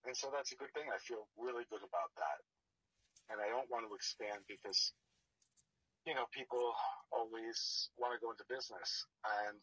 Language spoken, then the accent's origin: English; New Jersey, United States; moved away; growing up in Jersey